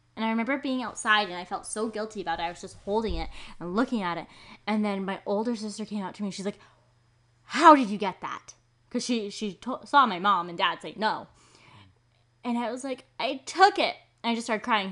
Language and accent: English; Maple Ridge, British Columbia, Canada; I'm from Maple Ridge.